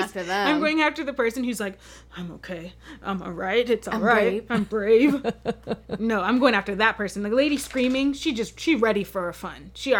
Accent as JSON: {"language": "English", "area": "Silicon Valley", "region": "California", "country": "United States", "said": "And I'm from the Silicon Valley, where there's a lot of like farms out there."}